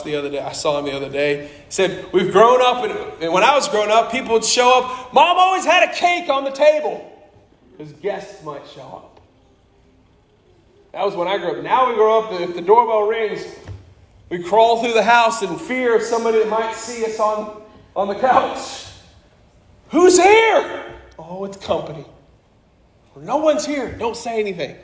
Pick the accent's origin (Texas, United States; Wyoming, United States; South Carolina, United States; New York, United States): Wyoming, United States; Wright; when I was growing up in Wyoming, the largest other church in Wright, Wyoming was the Mormon Church.